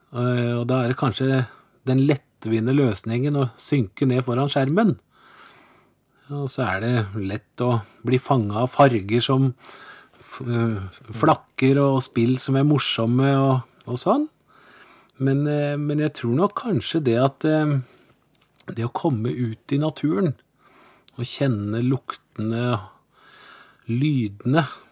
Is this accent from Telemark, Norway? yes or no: yes; Porsgrunn, Telemark, Norway; moved away as an adult; also born or lived in Oslo; now in Kristiansand, Norway; jeg ble født i Porsgrunn. Jeg er telemarking. Eh, og der vokste jeg opp òg